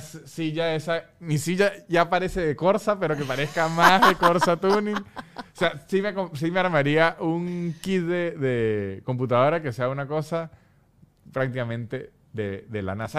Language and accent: Spanish; Venezuela; mi dignidad política como venezolano